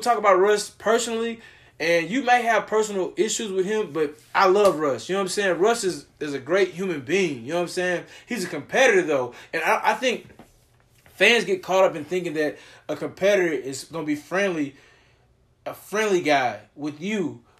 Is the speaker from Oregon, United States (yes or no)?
no; Beaumont, Texas, United States; now in Houston, United States; I'm from Houston. I'm from Beaumont, but I pretty much lived here 28 years of my life. So I'm a Houstonian for the most part.